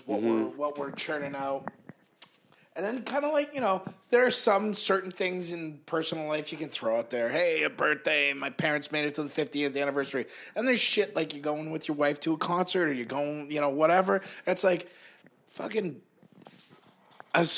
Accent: East Coast, United States; now in Los Angeles, United States; I'm from the East Coast.

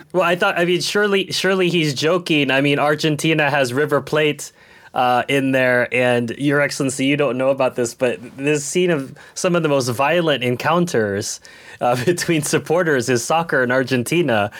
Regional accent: United States; moved away; I'm American

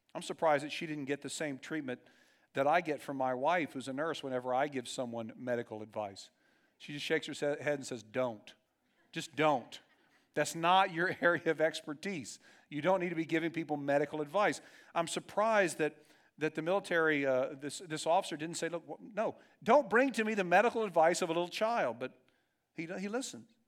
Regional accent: Dayton, Ohio, United States; in my neighborhood growing up in Dayton, Ohio

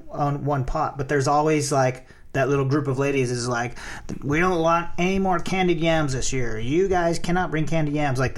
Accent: the South, United States; Growing up in the South, there's a lot of extreme opinions in that part of the world.

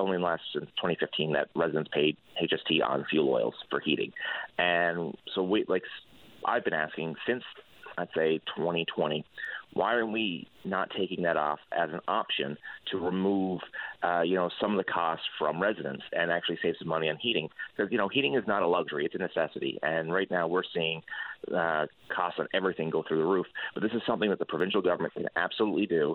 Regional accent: Newfoundland and Labrador, Canada; I grew up here in Lab West

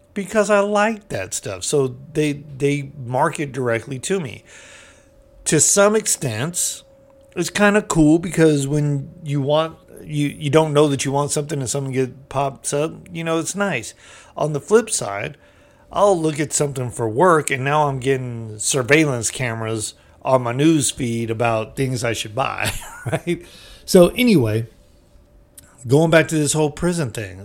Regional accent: United States; we're American.

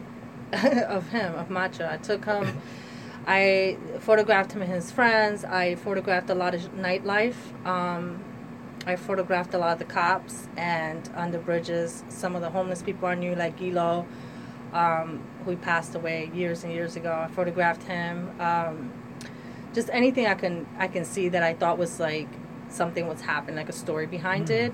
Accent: Trenton, New Jersey, United States; I am a Trenton resident, born and raised

